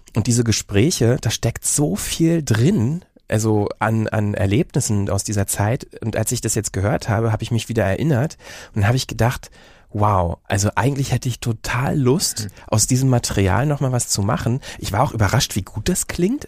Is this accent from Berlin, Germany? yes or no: yes; Berlin, Germany; accent: Berlinerisch; moved away; also born or lived in Bielefeld; in Berlin oder so Umgebung aufgewachsen, dann irgendwie nach Bielefeld und da haben ja alle Hochdeutsch gesprochen